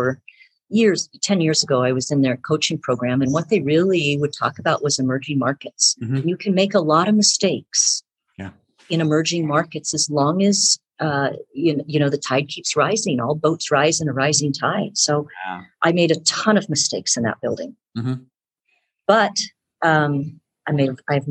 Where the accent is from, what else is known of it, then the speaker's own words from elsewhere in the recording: San Francisco Bay Area, California, United States; I'm from the San Francisco Bay Area, grew up in the Bay Area